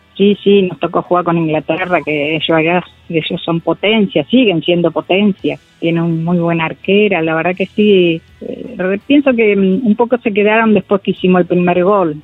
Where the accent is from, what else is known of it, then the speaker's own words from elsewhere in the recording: Buenos Aires, Argentina; yo nací en Lugano, un lugar, un barrio, y eran todos varones, chicos de mi edad